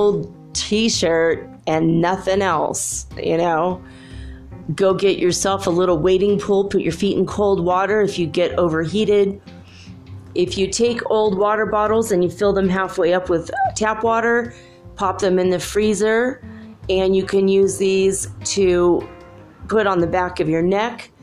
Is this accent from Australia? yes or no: no; Southern California, United States; I grew up in Southern California